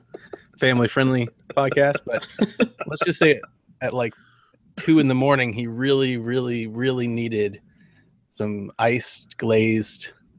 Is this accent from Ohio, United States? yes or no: yes; Ohio, United States; now in Georgia, United States; I'm from Georgia here, so, you know, by way of Ohio, but living in Georgia